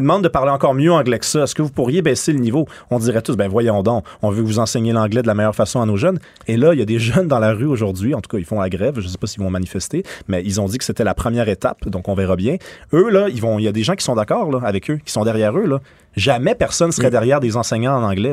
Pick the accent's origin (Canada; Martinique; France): Canada; Montreal, Quebec; born or raised there